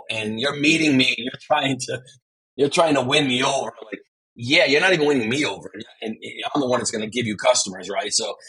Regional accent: Veneto, Italy; born there; now in Naples, Italy; I was born in Veneto, but now I live in Naples for the last 6 years.

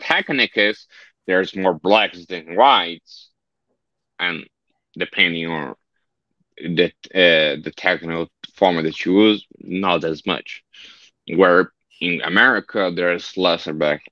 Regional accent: Brazil; first language Portuguese; English is a second language; I learned English almost as a second language to Portuguese

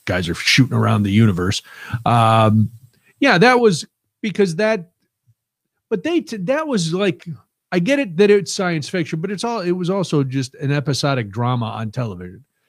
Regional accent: United States; I'm American

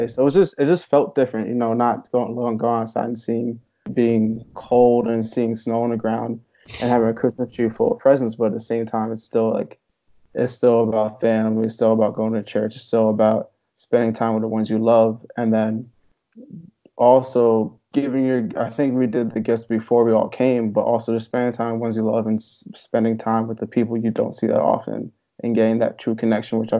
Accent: Hopewell Junction, New York, United States; also born or lived in Long Island, New York / Buffalo, New York; I'm originally from a small town called Hopewell Junction. It's in Dutchess County, New York

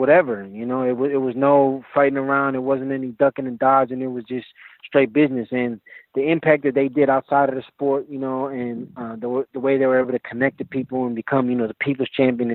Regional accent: Milwaukee, Wisconsin, United States; now in Las Vegas, United States; I was born here in Milwaukee, Wisconsin, in the United States

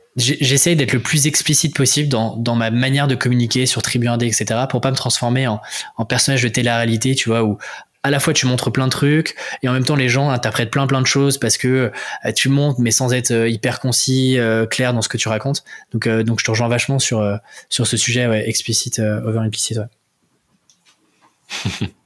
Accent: France; accent: French; also born or lived in Paris; now in Rennes, France; mon accent euh, français

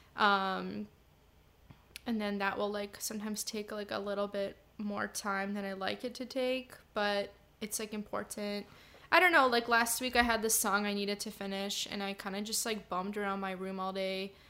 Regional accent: San Diego, California, United States; also born or lived in Chicago, Illinois, United States; We all moved to San Diego when I was five

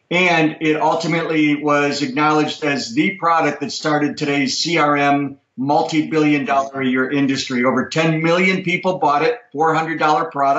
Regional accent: Chicago, Illinois, United States; I was born and raised in Chicago

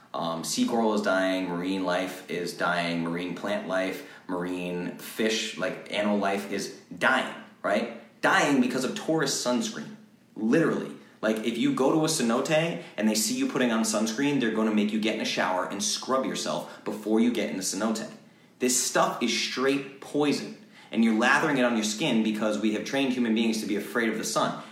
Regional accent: Rhode Island, United States; also born or lived in Boston, Massachusetts; now in Nashville, United States; I'm a Boston kid, right? I moved to Nashville from Boston, grew up in Rhode Island

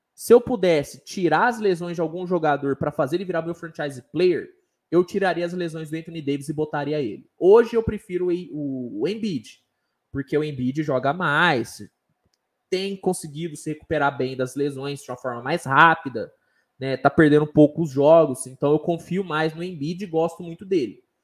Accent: Uberaba, Minas Gerais, Brazil; Sou de Minas Gerais, sou de Uberaba

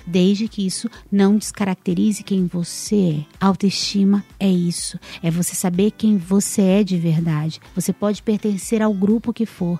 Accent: São Paulo, Brazil; Eu, eu sou de São Paulo

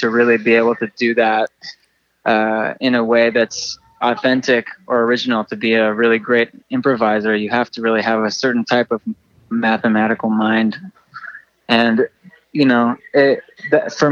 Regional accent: San Francisco, California, United States; also born or lived in Santa Barbara, California; I grew up in San Francisco and Santa Barbara

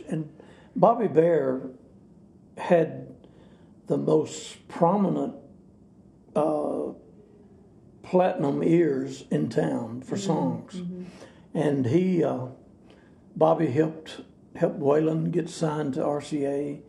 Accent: Athens, Alabama, United States; moved away as an adult; now in Nashville, United States; Athens, my hometown

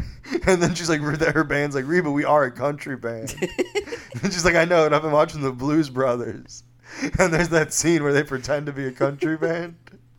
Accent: the South, United States; oh, I'm from the South. I don't know about insider trading.

